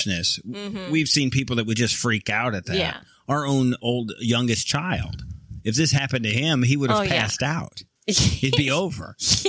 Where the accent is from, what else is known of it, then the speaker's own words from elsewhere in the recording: Michigan, United States; I'm from Michigan.